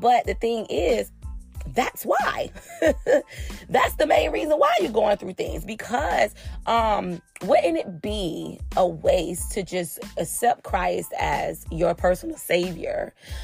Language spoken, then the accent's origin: English; Florida, United States; I'm from Florida